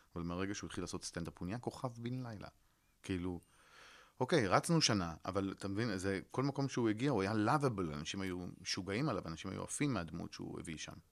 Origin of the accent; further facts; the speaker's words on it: Netanya, Central District, Israel; also born or lived in New York; סיפרתי על הילדות שלי אה, בנתניה